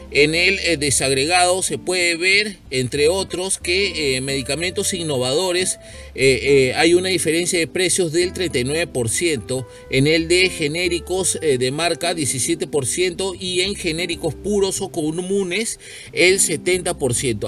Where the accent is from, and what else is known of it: Peru